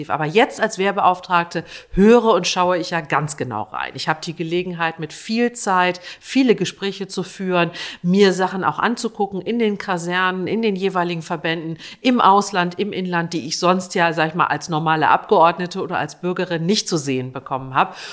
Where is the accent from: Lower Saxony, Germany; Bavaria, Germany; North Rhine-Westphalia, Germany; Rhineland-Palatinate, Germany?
Lower Saxony, Germany; Ich bin in der Nähe eines Fliegerhorstes aufgewachsen. In der unmittelbaren Umgebung war ein Bundeswehrkrankenhaus. Ich komme aus Niedersachsen.